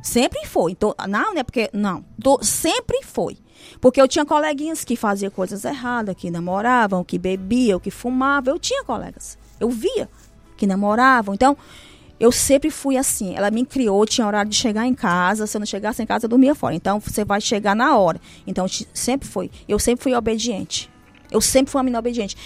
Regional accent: Nova Russas, Ceará, Brazil; also born or lived in Senador Catunda, Ceará; eu nasci é, em Catunda, Senador Catunda, é, numa localidade chamada Campinas

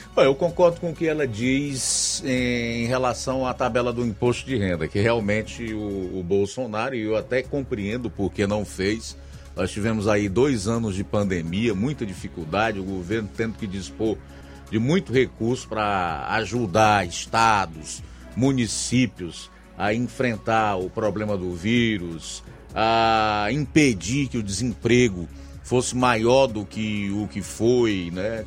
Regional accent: Brazil

